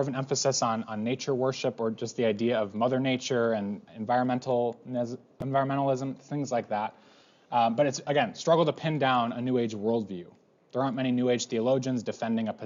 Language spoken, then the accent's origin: English; United States; we're American